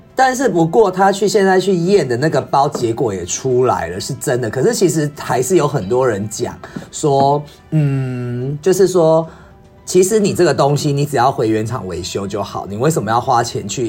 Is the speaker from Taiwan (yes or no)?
yes; Taiwan; 所以回到我们台湾这边呢